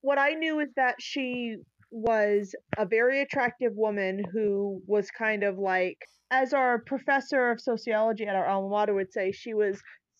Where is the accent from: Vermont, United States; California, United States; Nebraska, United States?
Vermont, United States; I'm from Vermont